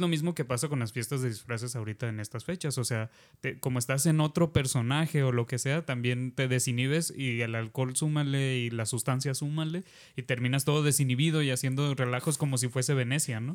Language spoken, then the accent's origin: Spanish; southern Oaxaca, Mexico; moved away; de donde soy, de allá del, del pueblo, vaya, de Oaxaca del sur.